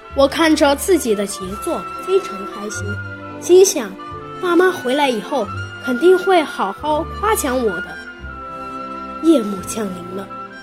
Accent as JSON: {"language": "Chinese", "town": "Santai", "region": "Sichuan", "country": "China", "said": "今年十岁了，我来自四川省三台县，七一小学五年级三班"}